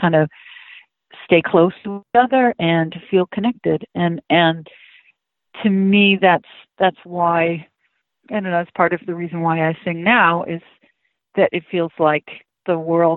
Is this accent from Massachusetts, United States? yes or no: yes; Hyannis, Massachusetts, United States; I grew up in Cape Cod, Massachusetts, in Hyannis